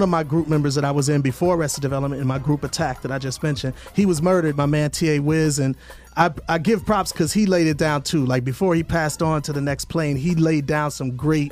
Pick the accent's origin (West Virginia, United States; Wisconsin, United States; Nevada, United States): Wisconsin, United States; Milwaukee; moved away as an adult; now in Atlanta, United States; the high schools throughout my hometown of Milwaukee